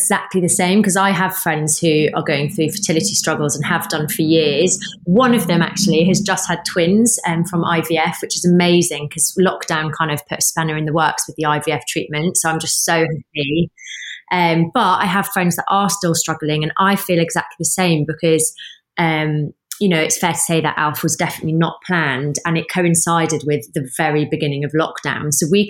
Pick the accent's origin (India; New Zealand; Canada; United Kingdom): United Kingdom; England; would never guess from my accent, but I'm a northerner.